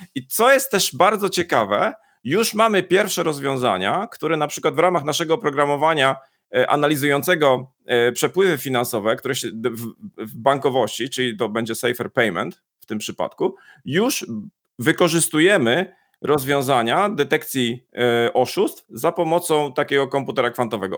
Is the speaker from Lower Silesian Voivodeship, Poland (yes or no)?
no; Poznań, Greater Poland, Poland; ja jestem z Poznania